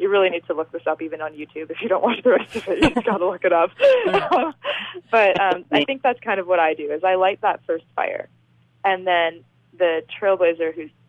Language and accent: English; Canada; I'm Canadian